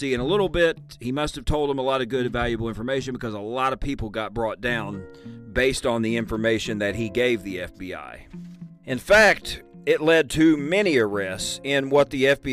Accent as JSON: {"language": "English", "region": "Illinois", "country": "United States", "tie": "born or raised there", "said": "my home state of Illinois"}